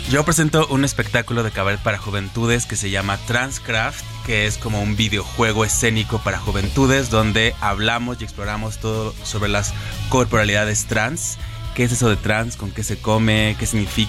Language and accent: Spanish; Mexico; lo que somos los mexicanos